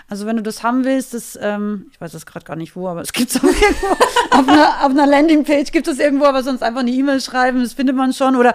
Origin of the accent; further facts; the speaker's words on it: Austria; ich bin ja aus Österreich, ich bin ein relativ direkter Mensch.